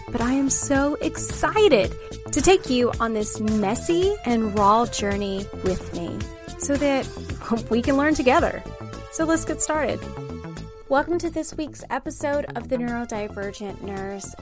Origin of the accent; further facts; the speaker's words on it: the South, United States; I'm from the South.